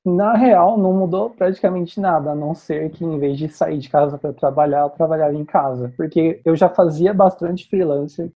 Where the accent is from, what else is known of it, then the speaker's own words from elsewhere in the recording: Campinas, São Paulo, Brazil; Eu sou aqui de Campinas